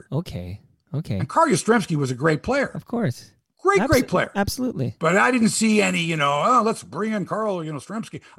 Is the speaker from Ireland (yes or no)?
no; Saskatchewan, Canada; I'm from Saskatchewan.